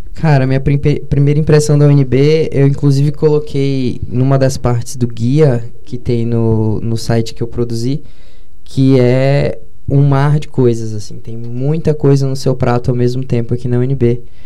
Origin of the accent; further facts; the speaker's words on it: Patos de Minas, Minas Gerais, Brazil; moved away as an adult; now in Brasília, Brazil; Patos de Minas, que é minha cidade natal